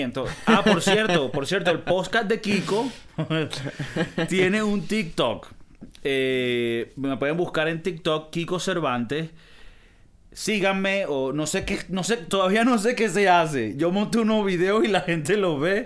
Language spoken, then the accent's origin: Spanish; Venezuela; yo no soy de Caracas, ¿no? Yo soy del Monte Culebra